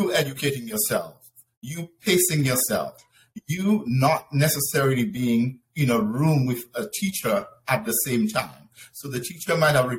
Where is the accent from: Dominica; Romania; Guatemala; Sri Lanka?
Dominica; moved away as an adult; also born or lived in Venezuela; now in United States; I was born in the Commonwealth of Dominica